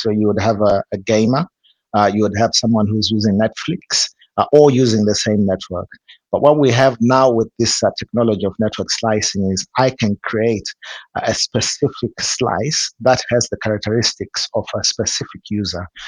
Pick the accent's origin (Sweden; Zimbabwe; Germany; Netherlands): Zimbabwe; I'm from from Zimbabwe.